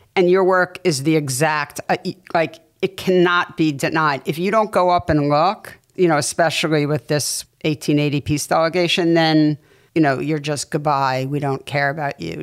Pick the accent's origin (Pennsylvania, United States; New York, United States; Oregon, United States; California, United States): New York, United States; New York City; I grew up in New York City going to the Museum of Natural History